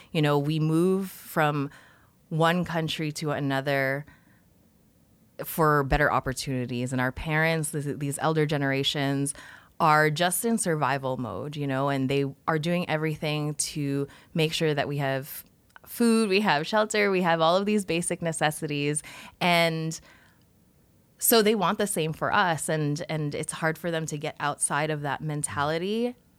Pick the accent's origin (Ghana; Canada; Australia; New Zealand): Canada; Toronto, Ontario; also born or lived in Philippines; I was born in the Philippines and I came to Canada when I was four years old